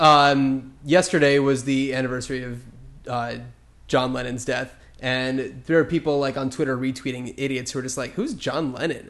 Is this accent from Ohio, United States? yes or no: no; New Jersey, United States; I grew up in New Jersey